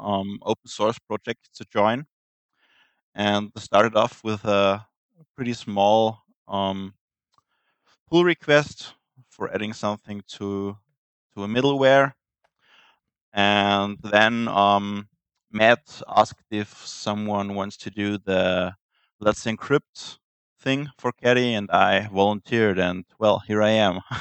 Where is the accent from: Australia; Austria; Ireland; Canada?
Austria; I'm from Austria